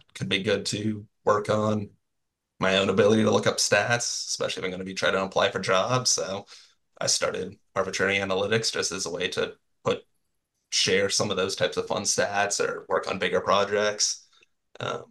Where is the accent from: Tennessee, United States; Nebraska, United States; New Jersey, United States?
Nebraska, United States; Lincoln; I'm from Lincoln